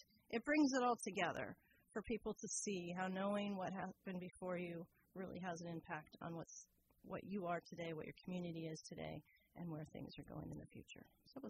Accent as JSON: {"language": "English", "town": "Fairfax", "region": "California", "country": "United States", "tie": "born or raised there", "also_born_or_lived": "San Anselmo, United States / Terra Linda, United States", "said": "I grew up in Fairfax and San Anselmo and later Terra Linda."}